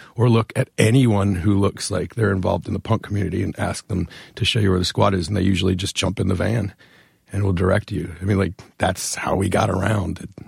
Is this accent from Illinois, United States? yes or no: no; Northern Virginia, United States; moved away as an adult; now in Richmond, United States; I grew up in Northern Virginia and have been living in Richmond essentially since that show